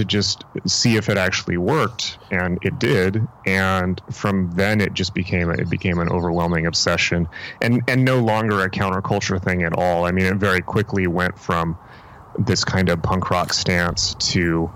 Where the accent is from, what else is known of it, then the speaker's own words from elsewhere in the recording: San Diego, California, United States; when I was growing up, you know, in San Diego